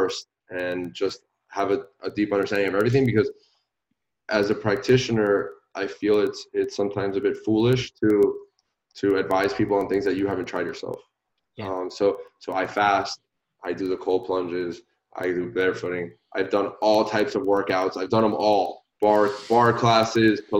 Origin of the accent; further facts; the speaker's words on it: Puerto Rico; moved away; I'm originally from Puerto Rico